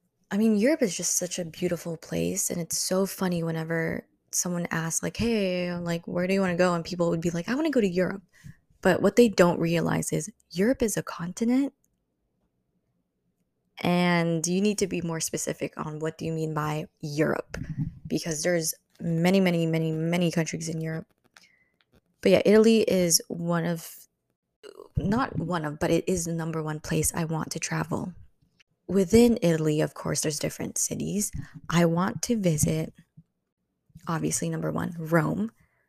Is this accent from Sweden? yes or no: no; Philippines; that is Philippines, which is my home country. I will always love the Philippines, and I will always go back there because I have a lot of family there